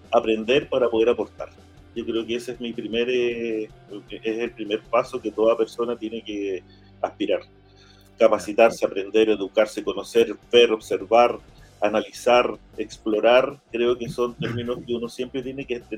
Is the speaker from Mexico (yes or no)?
no; Valdivia, Los Ríos, Chile; also born or lived in Temuco; Pero desde muy pequeño, eh, a los siete años, llegué a Valdivia.